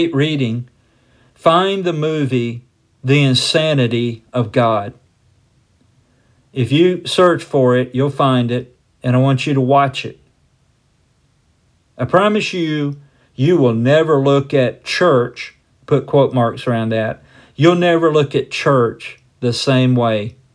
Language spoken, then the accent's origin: English; United States; as most of us as American Christians have been